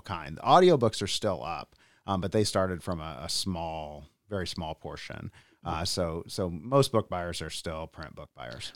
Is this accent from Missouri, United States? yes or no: yes; Columbia, Missouri, United States; also born or lived in Berkeley, California; now in Lansing, United States; I'm from Columbia, Missouri originally, uh, and I moved here from Berkeley, California